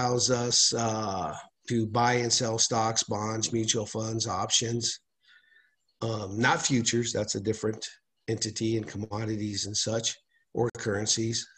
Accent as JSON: {"language": "English", "town": "Albuquerque", "region": "New Mexico", "country": "United States", "tie": "born or raised there", "said": "I grew up here in Albuquerque, New Mexico, born and raised"}